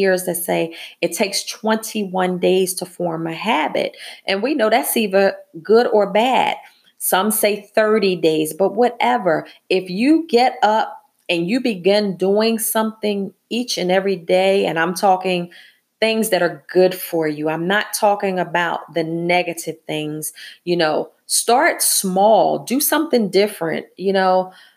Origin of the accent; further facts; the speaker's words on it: Philadelphia, Pennsylvania, United States; being born and raised in Philadelphia